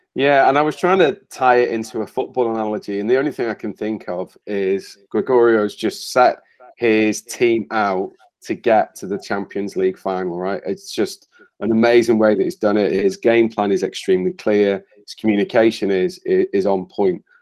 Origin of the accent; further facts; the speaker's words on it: Wales, United Kingdom; So I'm Welsh, and I'm passionately Welsh